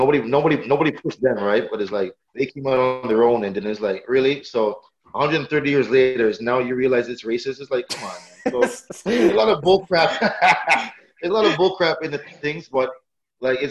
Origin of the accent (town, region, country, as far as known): Brampton, Ontario, Canada